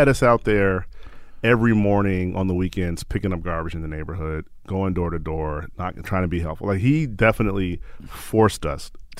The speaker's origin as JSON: {"language": "English", "town": "Chicago", "region": "Illinois", "country": "United States", "tie": "born or raised there", "said": "Born and raised in Chicago."}